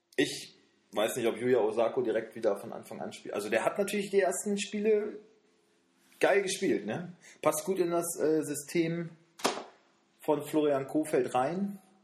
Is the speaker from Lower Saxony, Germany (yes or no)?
yes; Wolfsburg, Lower Saxony, Germany; wir kommen beide aus Wolfsburg, wir wohnen hier